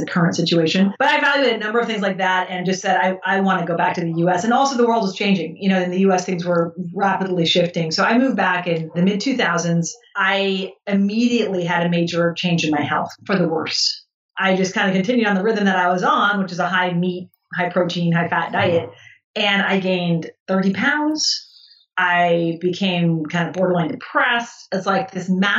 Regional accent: California, United States; moved away as an adult; also born or lived in Italy; as an American college student and growing up in the 90s in California

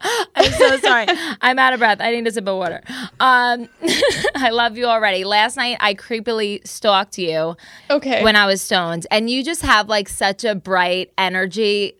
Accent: New Jersey, United States; So I'm from Jersey.

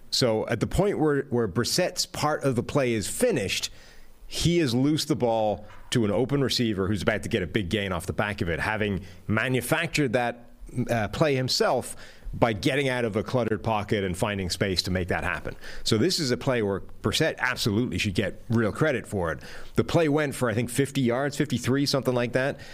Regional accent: Ireland; moved away; as an Irishman displaced to a foreign country

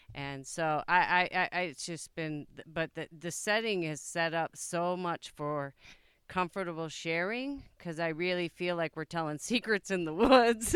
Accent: Plainfield, Illinois, United States; I am from Plainfield, Illinois

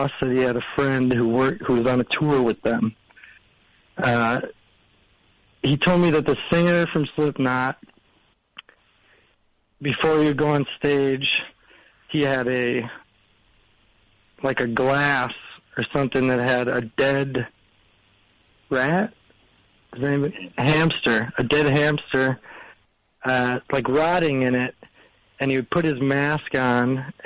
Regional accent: Minneapolis, Minnesota, United States; I'm from Minneapolis, but I'm down here for work.

